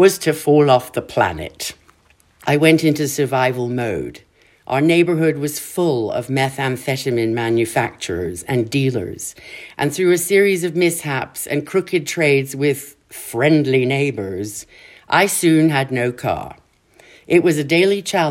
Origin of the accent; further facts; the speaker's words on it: Kenya; moved away; growing up in Kenya was like growing up in paradise